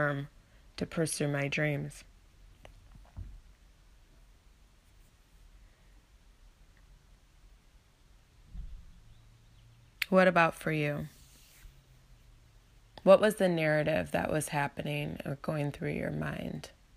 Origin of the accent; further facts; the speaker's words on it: Ann Arbor, Michigan, United States; moved away as an adult; also born or lived in Las Vegas; back to Michigan to come return to my hometown of Ann Arbor